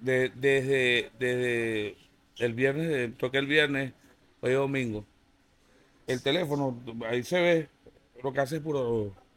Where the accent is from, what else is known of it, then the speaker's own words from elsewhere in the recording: Venezuela; son paisanos, somos venezolanos